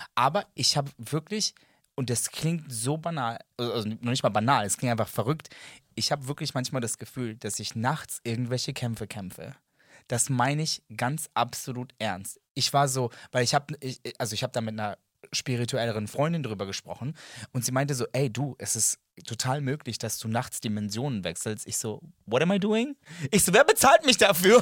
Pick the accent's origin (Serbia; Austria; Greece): Serbia; German is a second language; ich bin Serbe. Ähm, das ist nicht meine erste Sprache